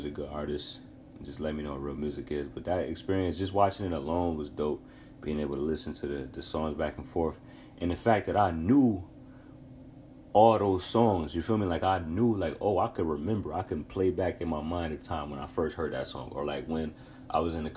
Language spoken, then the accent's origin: English; New York, United States; I'm from New York State.